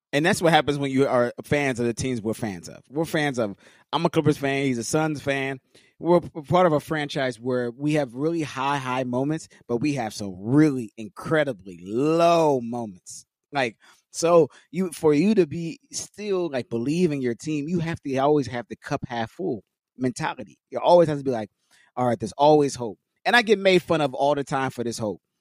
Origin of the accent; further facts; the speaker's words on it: Los Angeles, California, United States; being born and raised in L